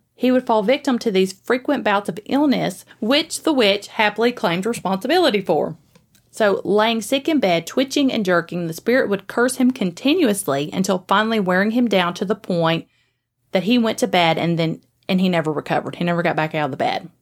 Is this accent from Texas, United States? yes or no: no; Springfield, Tennessee, United States; also born or lived in Greenbrier, Tennessee / Gallatin, Tennessee; I was born in Springfield. And so I lived there for a little bit, and then I lived in Greenbrier for a little while before I ended up coming up to Gallatin